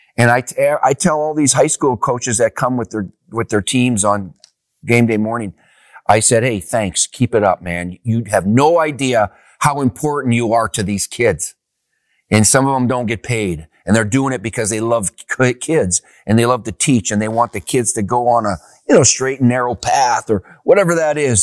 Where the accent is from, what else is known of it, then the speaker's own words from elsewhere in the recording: Upper Peninsula, Michigan, United States; I grew up back in Upper, Upper Peninsula, Michigan